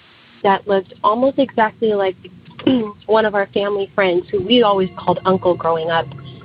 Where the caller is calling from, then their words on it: Sacramento, California, United States; I'm calling from Sacramento, California.